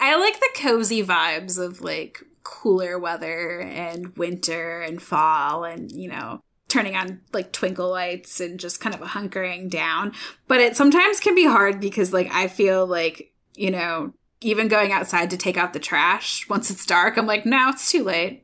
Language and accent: English; Michigan, United States; now in Iowa, United States; I am from Michigan